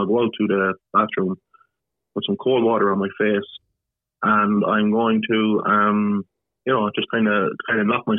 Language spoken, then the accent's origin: English; Ireland; I grew up normally in Ireland